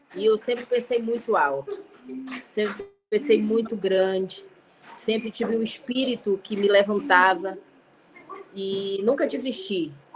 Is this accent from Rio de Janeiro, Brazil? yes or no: no; Manaus, Amazonas, Brazil; nós somos de Manaus